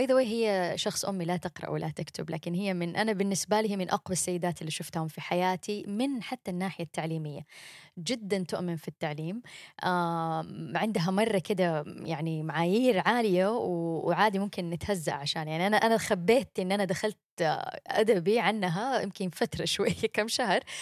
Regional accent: Mecca, Makkah Province, Saudi Arabia; moved away as an adult; also born or lived in Jeddah, Saudi Arabia / United States; أنا بنت مكة. أنا اتولدت وعشت طول عمري فيها

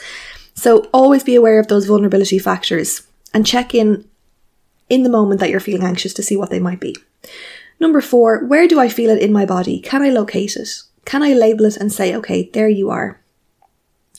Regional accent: Ireland; as Irish people

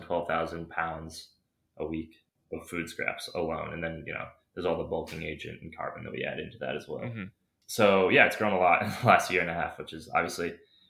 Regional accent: Madison, Wisconsin, United States; also born or lived in Chicago / Stoughton; I'm from the Madison area

